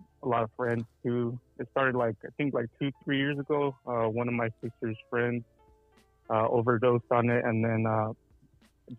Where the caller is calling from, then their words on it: Coachella Valley, California, United States; I'm calling from Coachella Valley